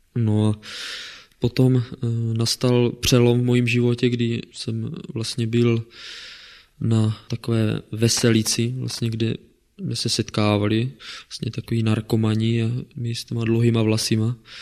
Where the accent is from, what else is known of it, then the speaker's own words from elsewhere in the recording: Kroměříž, Zlín Region, Czechia; now in Brno, Czechia; pocházím tady z Kroměříže. Narodil jsem se v ateistické rodině